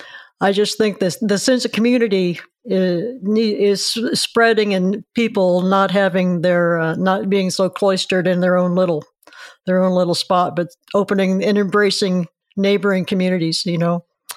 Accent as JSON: {"language": "English", "town": "Mattoon", "region": "Illinois", "country": "United States", "tie": "born or raised there", "said": "I grew up in Mattoon"}